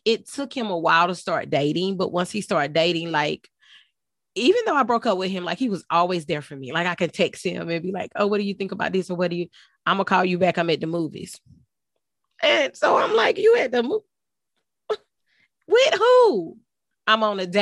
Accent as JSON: {"language": "English", "region": "Texas", "country": "United States", "also_born_or_lived": "Houston, Texas", "moved": "yes", "lives_now": "South Carolina, United States", "said": "I live in South Carolina, but I'm originally from Texas"}